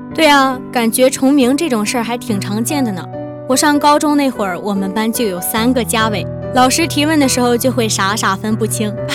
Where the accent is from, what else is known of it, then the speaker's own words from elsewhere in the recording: China; 我们中国人